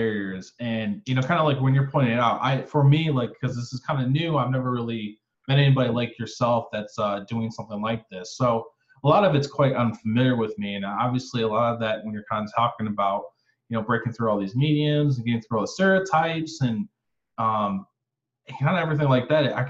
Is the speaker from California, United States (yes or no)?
no; Michigan, United States; also born or lived in Florida; I lived in Florida for a while. I'm actually from Michigan